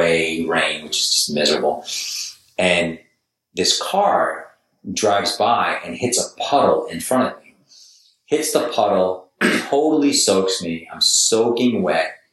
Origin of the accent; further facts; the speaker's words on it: Boston, Massachusetts, United States; moved away as an adult; also born or lived in New York / Los Angeles, United States; now in San Diego, United States; I was from New York and, you know, grew up in Boston